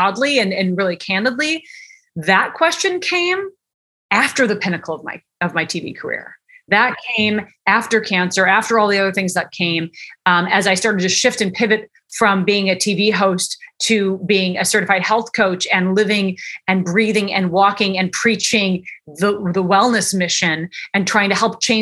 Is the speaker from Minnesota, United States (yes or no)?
yes; Minneapolis, Minnesota, United States; moved away as an adult; also born or lived in Chicago, United States; now in Los Angeles, United States; I grew up in Minneapolis